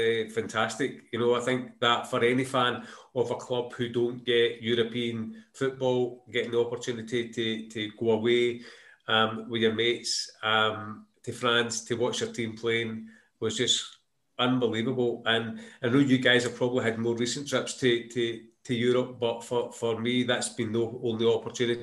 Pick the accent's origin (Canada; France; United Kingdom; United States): United Kingdom; Glasgow, Scotland; I think I was born in Maryhill